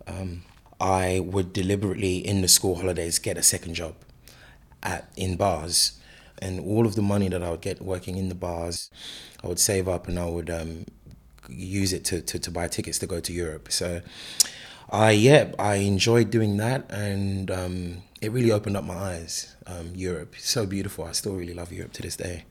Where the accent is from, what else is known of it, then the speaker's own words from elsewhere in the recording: London, United Kingdom; also born or lived in Lagos, Nigeria; I grew up in London.